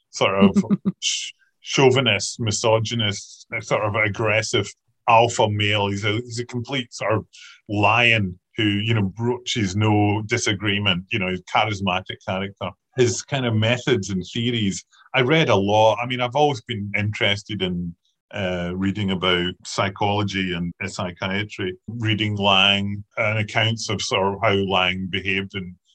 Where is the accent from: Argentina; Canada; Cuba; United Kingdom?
United Kingdom; Kilmarnock, Scotland; I was brought up in Kilmarnock